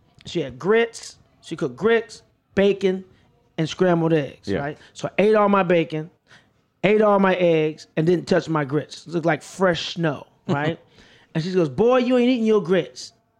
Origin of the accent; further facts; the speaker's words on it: St. Louis, Missouri, United States; also born or lived in Monterey, California / Jamaica, Queens, New York; we grew up in St. Louis.